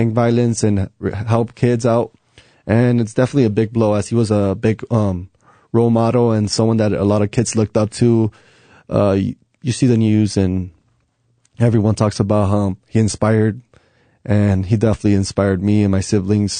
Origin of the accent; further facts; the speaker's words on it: Compton, California, United States; moved away as an adult; now in Albuquerque, United States; I grew up in Compton